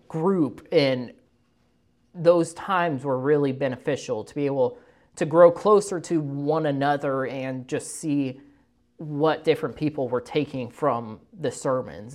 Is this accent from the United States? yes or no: yes; Moberly, Missouri, United States; I was born and raised in Moberly, Missouri